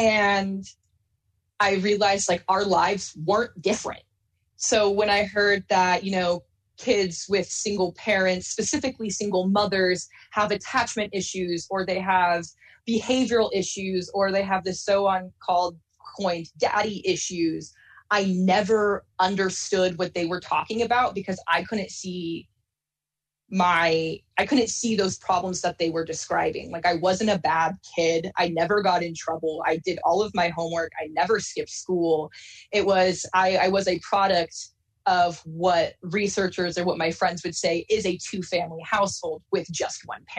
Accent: Salem, Oregon, United States; So I grew up a lot around the West Coast, primarily in multiple different parts of Oregon. But my mom eventually settled in Salem, Oregon, when I was in elementary school.

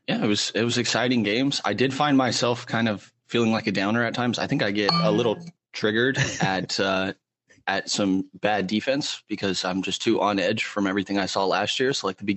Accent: around the Warriors, California, United States; I grew up like right around the Warriors

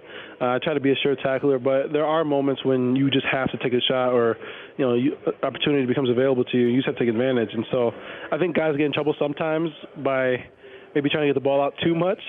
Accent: Chicago, Illinois, United States; I'm from Chicago

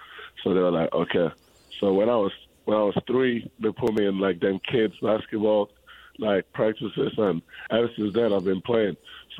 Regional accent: Spain; born there; So I was born in Spain, right? And in Spain, basketball is a little bit more bigger than in England, how big it is in England.

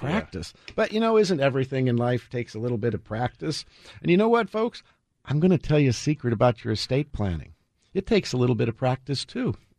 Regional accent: United States

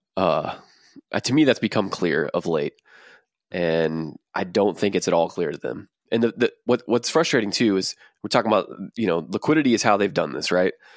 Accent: Texas, United States; we're from Texas

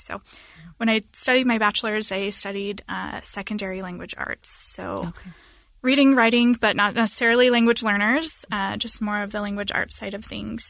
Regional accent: Linden, Arizona, United States; I'm from Arizona, and I grew up in a small rural area in the mountains of Arizona

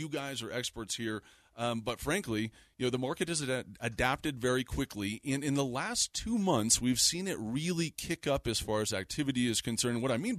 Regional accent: Littleton, Colorado, United States; also born or lived in Denver, Colorado; now in Lakewood, United States; I was born and raised in Littleton.

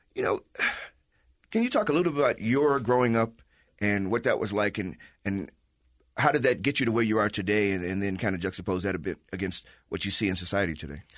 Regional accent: Chicago, Illinois, United States; now in Utah, United States; from the Midwest like myself as a Chicagoan.

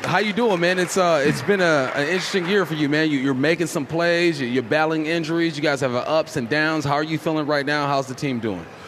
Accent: California, United States; now in Pacific Northwest, United States; I'm from California

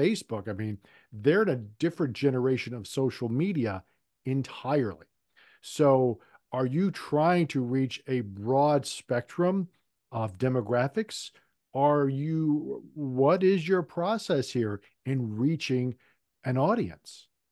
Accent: Richmond, Virginia, United States; also born or lived in Roanoke, Virginia / Lynchburg, Virginia; I'm back in my hometown in Richmond

